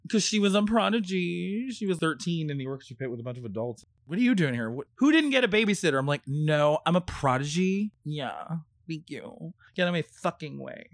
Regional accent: California, United States; also born or lived in New Jersey; now in New York City, United States; we moved to California when I was four and a half

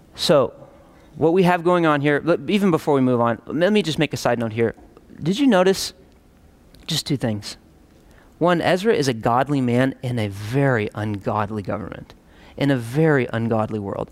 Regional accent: United States; us as contemporary American Christians

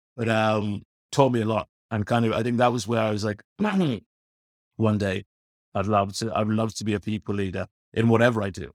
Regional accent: London, United Kingdom; now in Ireland; I'm a born and bred Londoner, Paul. Um, to northwest London, little, little area of the world is called, uh, Finchley

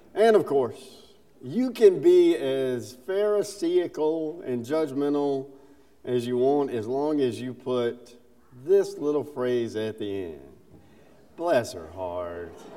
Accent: South Carolina, United States; accent: Southern; also born or lived in Alabama; I'm a Southerner. I was born in Alabama, grew up in South Carolina

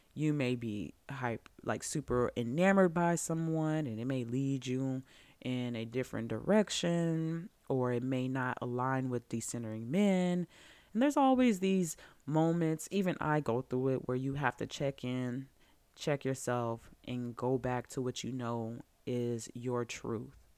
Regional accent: Georgia, United States; growing up in Georgia in the nineties, in the two thousands

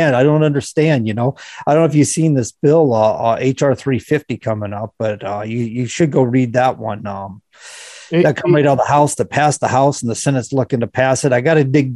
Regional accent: Florida, United States; now in New Hampshire, United States; Living in Florida, when I grew up in Florida, we lived near a wildlife refuge

